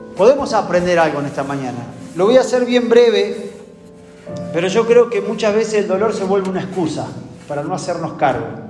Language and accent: Spanish; Argentina; como argentino